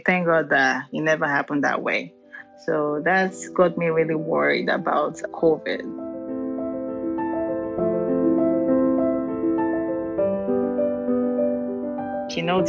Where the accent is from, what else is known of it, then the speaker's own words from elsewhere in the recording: Lagos, Nigeria; moved away as an adult; now in Houston, United States; I'm from Nigeria. I've been in the U.S. I came into the country 2010, so this will be my 11th year. Where I came from is a big community, which is Lagos